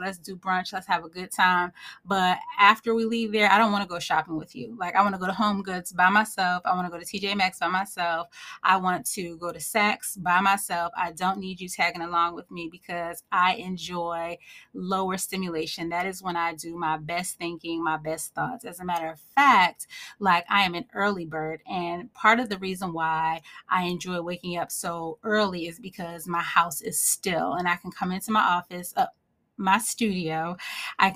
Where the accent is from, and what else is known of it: Northeast, United States; born or raised there